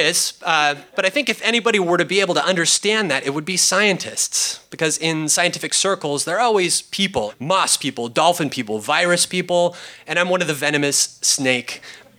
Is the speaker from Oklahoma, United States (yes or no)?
no; California, United States; I was born here in California